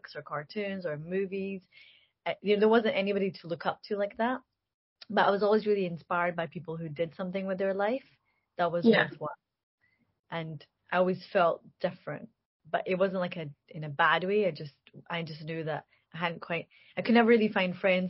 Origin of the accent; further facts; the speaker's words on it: Glasgow, Scotland, United Kingdom; a young woman from Glasgow